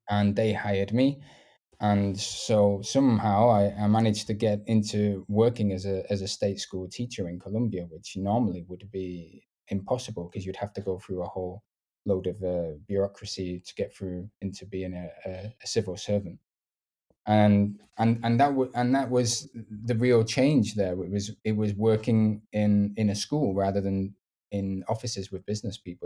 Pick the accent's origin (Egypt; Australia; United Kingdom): United Kingdom; the north of England; accent: northern; maybe don't have the stereotypical accent because I'm from the north